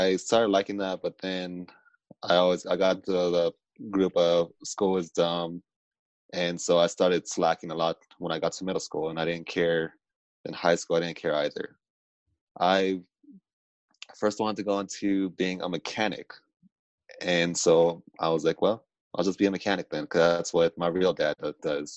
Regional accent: Southern California, United States; I come from Southern California

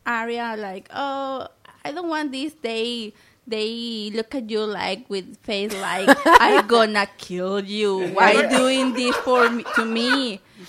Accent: Mexico; moved away; I'm from Mexico

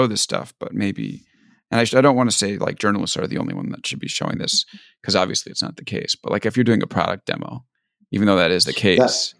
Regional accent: New York, United States; now in California, United States; Like, I was from New York. We don't do forest fires out there.

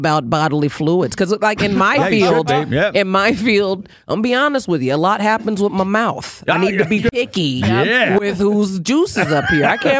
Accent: Bay Area, California, United States; moved away as an adult; also born or lived in South Carolina (parents); now in Los Angeles, United States; I grew up very multi. I grew up in the Bay Area. I grew up very multicultural.

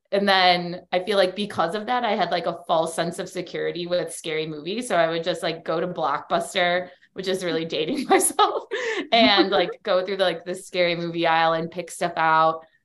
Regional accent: Chicago, Illinois, United States; moved away as an adult; now in Miami, United States; I'm from Chicago. That's how I know Dana and my other co host on Allegedly Astrology. We all went to high school together

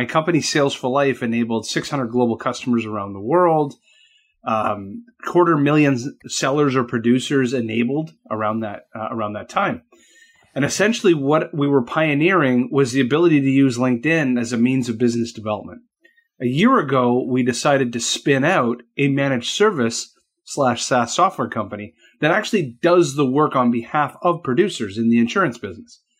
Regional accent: Canada; accent: Canadian; when you hear it in my accent, I am a Canuck

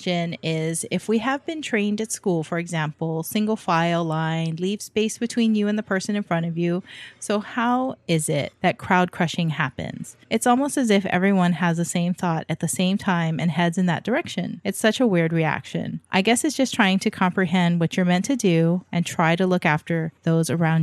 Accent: Hawaii, United States; born and raised in Hawaii, growing up with nonstop volcanic activity

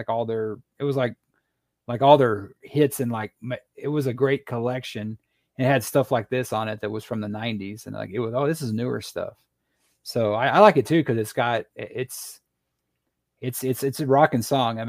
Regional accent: Texas, United States; growing up in Texas

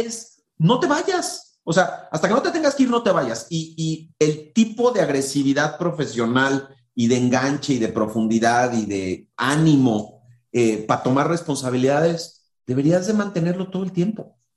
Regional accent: Mexico; en nuestra cultura como mexicanos

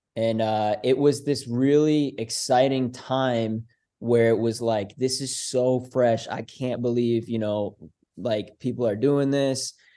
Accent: Foxborough, Massachusetts, United States; now in Vermont, United States; being at the bus stop in my hometown of Foxborough, Massachusetts

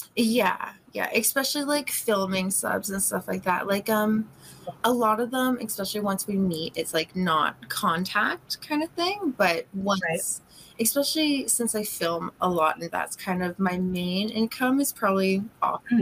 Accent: Canada; Like I'm Canadian, so I flip around from Vancouver to Toronto a lot

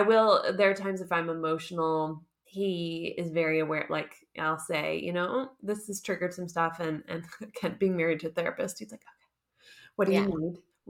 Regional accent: Southeast, United States; moved away as an adult; now in Munich, Germany; I live in Munich, Germany, but I'm originally from the United States. Particularly, I call it the Southeast because I was a military kid.

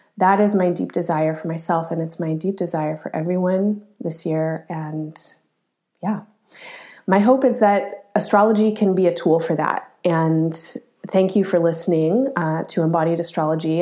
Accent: Colorado, United States; moved away; I grew up in Colorado

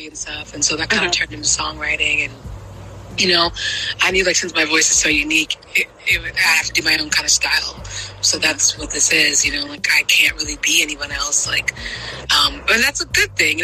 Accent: New Orleans, Louisiana, United States; moved away as an adult; now in Shreveport, United States; I'm from New Orleans, Louisiana, but I'm currently living up in the north part of the state in Shreveport, Louisiana

